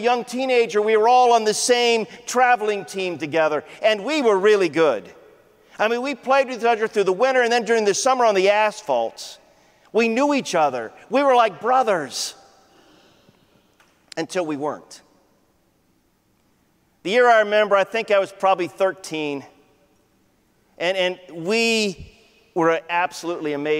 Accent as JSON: {"language": "English", "region": "Ohio", "country": "United States", "tie": "born or raised there", "said": "I grew up in Ohio."}